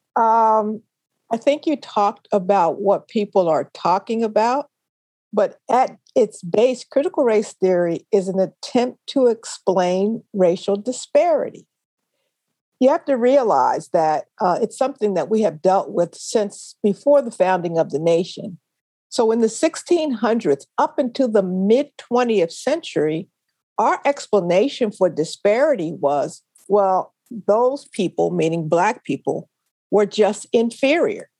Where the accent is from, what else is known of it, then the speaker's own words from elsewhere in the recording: Philadelphia, Pennsylvania, United States; I loved growing up in West Philly